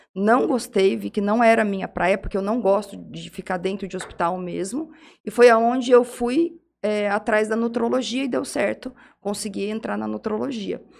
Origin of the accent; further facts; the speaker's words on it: Jales, São Paulo, Brazil; also born or lived in Mogi das Cruzes; Eu sou de Jales. Eu nasci aqui, minha família toda é daqui